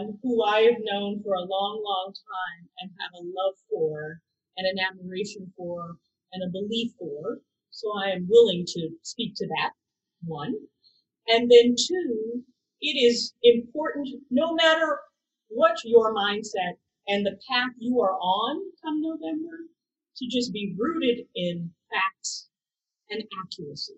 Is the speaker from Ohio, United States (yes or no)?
yes; Cleveland Heights, Ohio, United States; moved away; I was raised in Cleveland Heights, Shaker Heights, the Heights